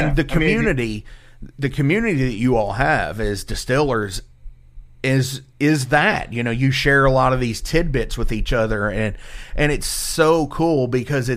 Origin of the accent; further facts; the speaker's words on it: Louisville, Kentucky, United States; I'm from the Louisville area